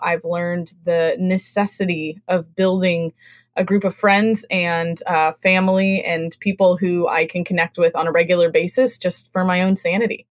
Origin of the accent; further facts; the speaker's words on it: West Coast, United States; moved away as an adult; also born or lived in Midwest / the South; now in New England, United States; I grew up on the West Coast